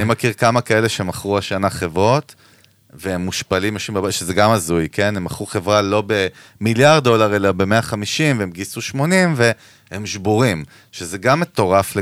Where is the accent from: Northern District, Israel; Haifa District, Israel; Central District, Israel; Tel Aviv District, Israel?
Central District, Israel; Ganei Tikva; וגדלנו ביחד בשכונה בגני תקווה